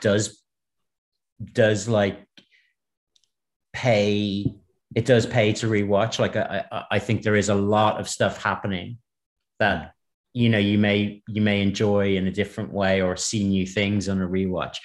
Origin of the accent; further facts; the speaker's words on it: Ireland; I'm Irish and I grew up here